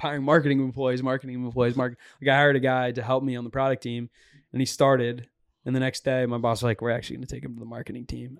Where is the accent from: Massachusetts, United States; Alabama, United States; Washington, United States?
Massachusetts, United States; Boston; Dave Portnoy is from the same area as me in the North Shore of Boston